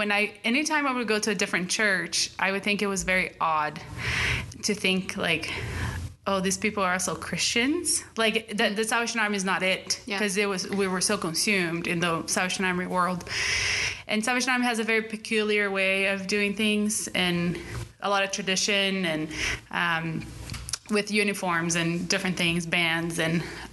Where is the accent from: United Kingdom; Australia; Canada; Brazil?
Brazil; So born and raised in Brazil, my parents are Brazilians.